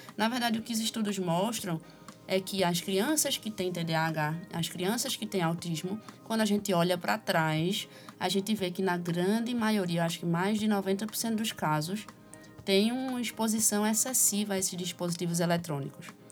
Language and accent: Portuguese; Recife, Pernambuco, Brazil; sou recifense